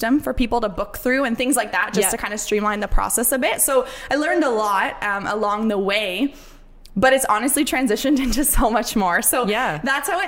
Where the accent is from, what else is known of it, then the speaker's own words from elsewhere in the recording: Windsor, Ontario, Canada; moved away as an adult; also born or lived in British Columbia; I'm from Windsor, Ontario, so I was born and raised there.